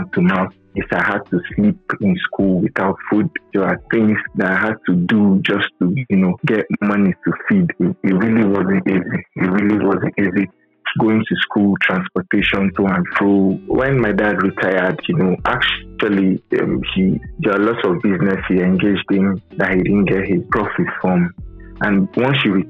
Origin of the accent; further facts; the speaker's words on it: Nigeria; Growing up in Nigeria, especially, and Africa as a whole, the educational system isn't top-notch